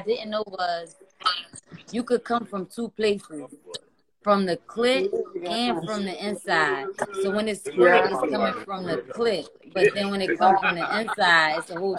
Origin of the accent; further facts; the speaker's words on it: Atlantic City, New Jersey, United States; moved away as an adult; also born or lived in Brooklyn, New York; now in Texas, United States; Atlantic City, born and raised